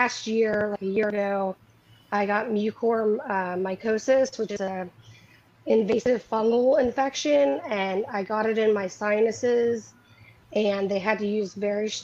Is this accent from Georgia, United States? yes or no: yes; Atlanta, Georgia, United States; moved away as an adult; now in Chapel Hill, United States; I live in Chapel Hill, North Carolina, but I am from Atlanta, Georgia.